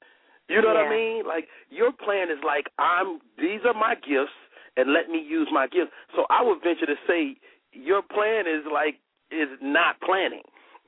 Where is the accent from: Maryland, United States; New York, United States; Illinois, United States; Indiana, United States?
Illinois, United States; Chicago; I'm from Chicago